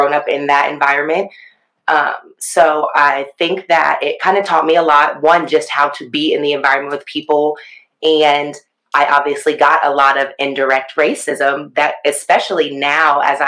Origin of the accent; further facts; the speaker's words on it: Columbus, Ohio, United States; now in Dayton, United States; I grew up in the Columbus area, now currently reside in Dayton.